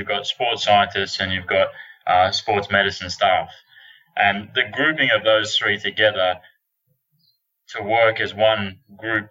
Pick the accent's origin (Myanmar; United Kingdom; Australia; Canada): Australia; moved away as an adult; now in Texas, United States; I'm an Australian, obviously, although I'm in Texas at the moment.